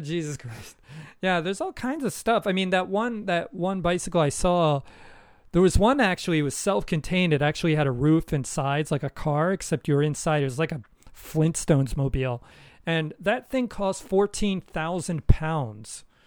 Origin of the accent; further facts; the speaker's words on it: United States; moved away; as an American